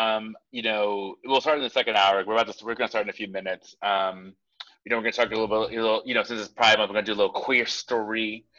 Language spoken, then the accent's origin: English; Arizona, United States; my home state, Arizona